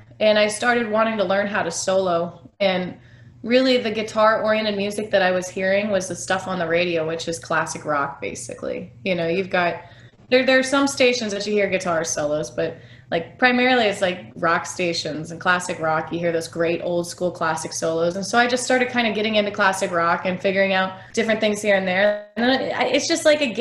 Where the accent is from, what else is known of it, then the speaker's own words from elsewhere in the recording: Kansas City, Missouri, United States; growing up in Kansas City